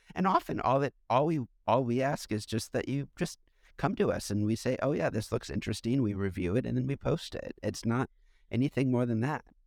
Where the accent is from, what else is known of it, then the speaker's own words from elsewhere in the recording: United States; I'm an American